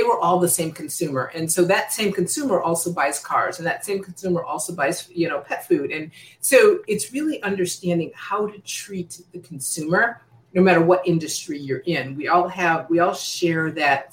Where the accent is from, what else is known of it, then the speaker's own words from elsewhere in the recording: United States; now in Secaucus, United States; I'm originally born and raised in the Chicago, Indiana area